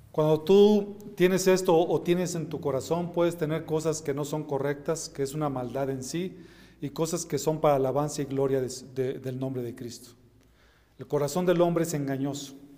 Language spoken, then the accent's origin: Spanish; Mexico; mis hermanos, somos mexicanos